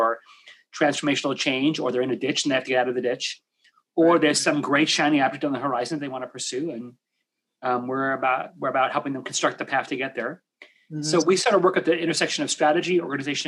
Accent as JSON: {"language": "English", "area": "Long Island", "region": "outside New York City", "country": "United States", "tie": "born or raised there", "moved": "as an adult", "lives_now": "Seattle, United States", "said": "Grew up right outside New York City on Long Island"}